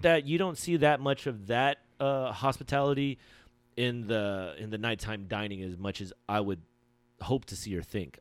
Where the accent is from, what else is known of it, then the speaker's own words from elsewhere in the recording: Philippines; I'm Filipino